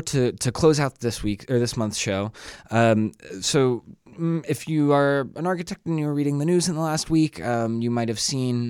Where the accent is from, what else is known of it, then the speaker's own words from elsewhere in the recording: Atlanta, Georgia, United States; now in Chicago, United States; I grew up in Atlanta